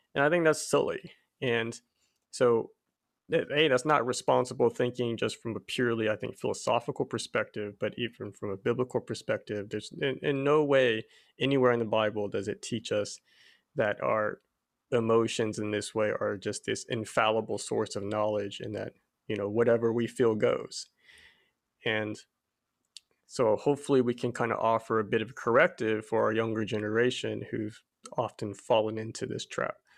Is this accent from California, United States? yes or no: no; Abilene, Texas, United States; I was actually born and raised in Abilene, Texas, of all places